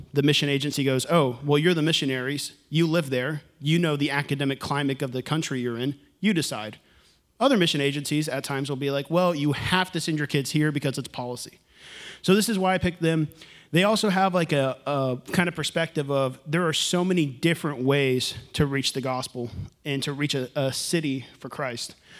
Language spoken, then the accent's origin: English; Houston, Texas, United States; moved away; I'm from Houston.